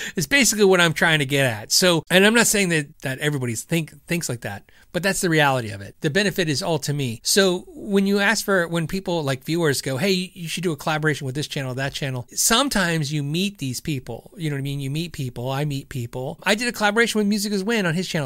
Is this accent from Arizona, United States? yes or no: yes; Arizona, United States; moved away; also born or lived in California; I was born in California. I was pretty much raised in Arizona.